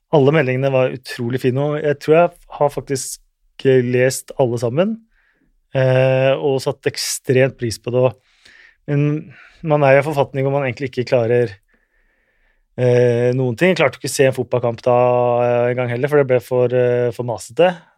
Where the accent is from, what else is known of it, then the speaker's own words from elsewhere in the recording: Oslo, Norway; født og oppvokst i Oslo